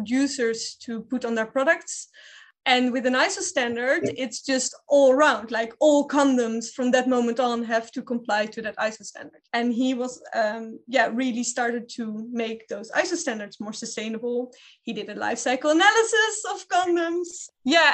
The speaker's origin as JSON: {"language": "English", "town": "Amsterdam", "region": "North Holland", "country": "Netherlands", "tie": "born or raised there", "said": "I grew up in the Red Light District in Amsterdam"}